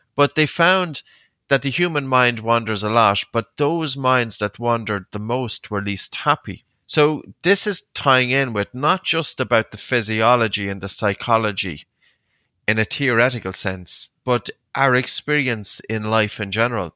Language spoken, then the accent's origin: English; Ireland; also born or lived in Uppsala, Sweden; as an Irish man